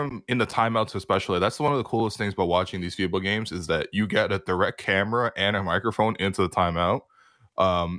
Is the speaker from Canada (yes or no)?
yes; Canada; as a Canadian basketball fan